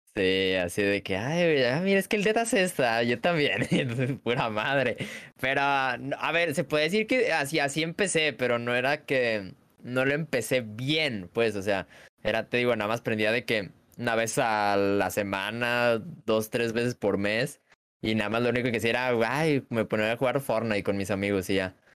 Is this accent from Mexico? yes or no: yes; Guadalajara, Jalisco, Mexico; soy de México, eh, Guadalajara, Guadalajara, Jalisco, México